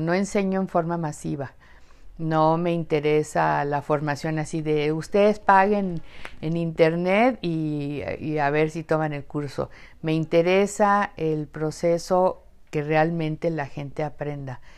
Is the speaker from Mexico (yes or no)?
yes; Mexico; siempre me ubicaba como mexicana